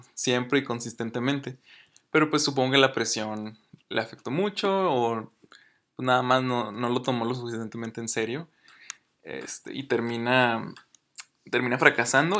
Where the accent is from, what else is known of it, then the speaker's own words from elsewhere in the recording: Mexico; yo soy mexicano